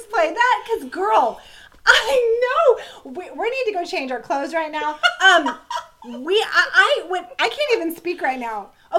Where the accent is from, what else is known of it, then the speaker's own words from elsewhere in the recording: Florida, United States; I grew up, I was born and raised in Florida